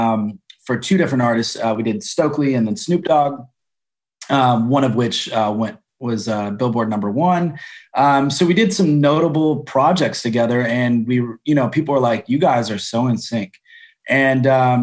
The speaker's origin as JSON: {"language": "English", "town": "Grand Rapids", "region": "Michigan", "country": "United States", "moved": "yes", "lives_now": "Los Angeles, United States", "said": "I'm from Grand Rapids."}